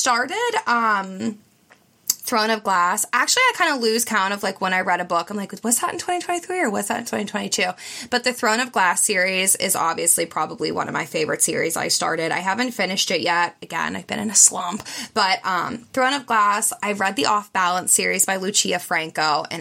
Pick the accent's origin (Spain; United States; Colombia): United States; Pittsburgh, Pennsylvania; I've always lived in the area. I'm from Pittsburgh, like suburb of Pittsburgh